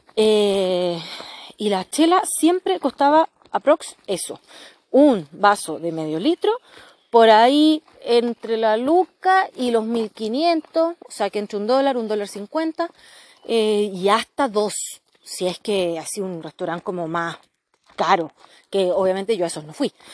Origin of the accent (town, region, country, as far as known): Chile